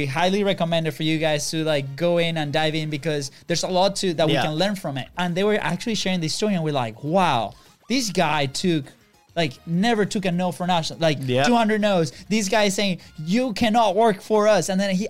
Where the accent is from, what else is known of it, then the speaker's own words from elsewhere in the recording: Venezuela; now in United States; we're not from here, from the U.S., right? We're originally from Venezuela.